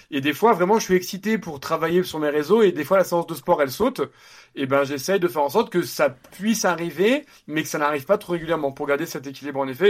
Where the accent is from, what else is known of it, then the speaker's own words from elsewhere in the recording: Nice, Provence-Alpes-Côte d'Azur, France; now in Paris, France; je viens de Nice